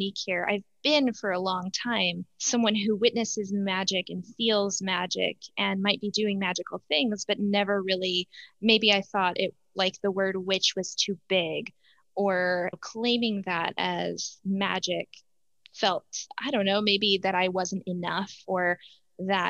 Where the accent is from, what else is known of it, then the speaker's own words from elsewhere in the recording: Utah, United States; I grew up in Utah, and my parents are both immigrants